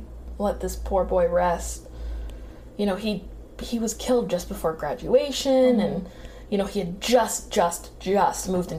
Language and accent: English; Maine, United States; born or raised there